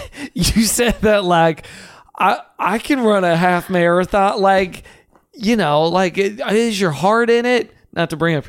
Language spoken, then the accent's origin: English; West Virginia, United States; Even though I'm from West Virginia.